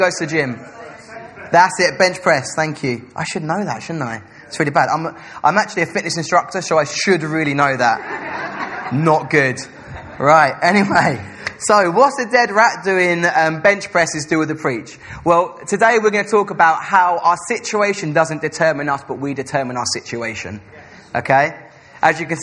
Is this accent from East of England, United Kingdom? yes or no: yes; Essex, East of England, United Kingdom; now in Salford, United Kingdom; I'm from Essex